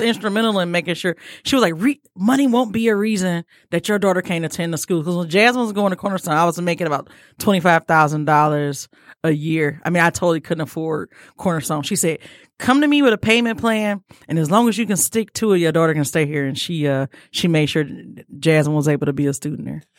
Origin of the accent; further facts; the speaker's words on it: Detroit, Michigan, United States; I'm from Detroit